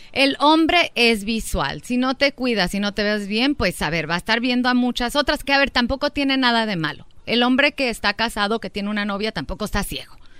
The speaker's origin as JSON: {"language": "Spanish", "region": "Durango", "country": "Mexico", "said": "somos de Durango"}